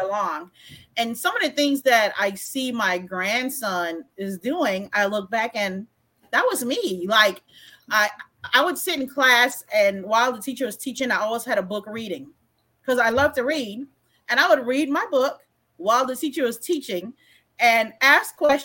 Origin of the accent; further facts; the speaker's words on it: U.S. Virgin Islands; moved away as an adult; also born or lived in Germany; I grew up in Estee Thomas until junior high. And in the eighth grade, we moved to Old Tutu.